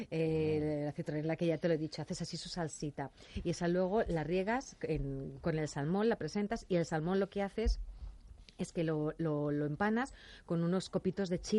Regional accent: Asturias, Spain; yo soy de Asturias

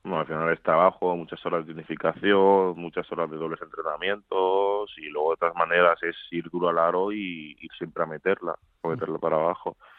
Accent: Madrid, Community of Madrid, Spain; also born or lived in Seville; Nací en Sevilla, pero nada, estuve ahí un año y, pocos meses, un año y medio o así. Y luego ya he estado toda la vida en Madrid. Vamos, soy más madrileño que sevillano

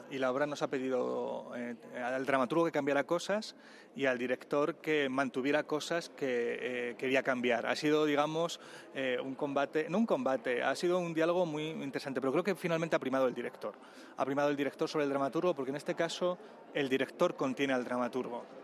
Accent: Vilches, Andalusia, Spain; los recuerdos propios de de mi pueblo, de, de Vilches en, en, Jaén. En este sentido sí que eh, siento que la, que la obra, eh, sin ser autobiográfica, tiene mucho, mucho, mucho de lo que es mi infancia

